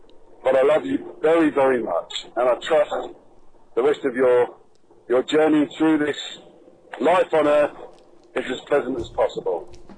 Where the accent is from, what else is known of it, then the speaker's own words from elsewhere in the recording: United Kingdom; As a Brit